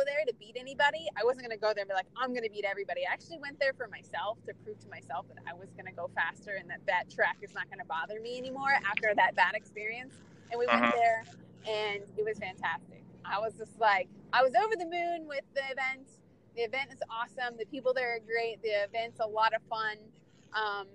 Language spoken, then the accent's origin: English; Phoenix, Arizona, United States; I'm from Phoenix, Arizona, and I'm a time attack driver